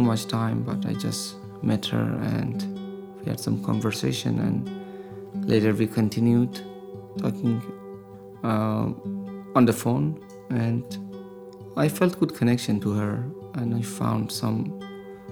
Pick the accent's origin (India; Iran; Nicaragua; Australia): Iran; Tehran, Tehran Province; moved away as an adult; now in San Diego, United States; I was born and raised in Tehran